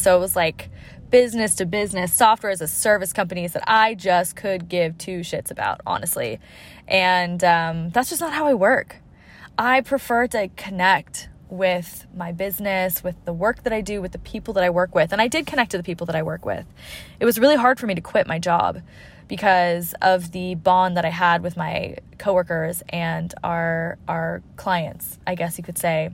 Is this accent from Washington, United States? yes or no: yes; Seattle, Washington, United States; I'm from Seattle as well.